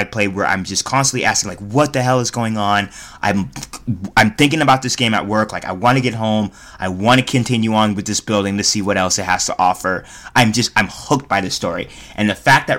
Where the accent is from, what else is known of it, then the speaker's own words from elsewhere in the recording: Reno, Nevada, United States; we're from Reno, Nevada, a trailer trash town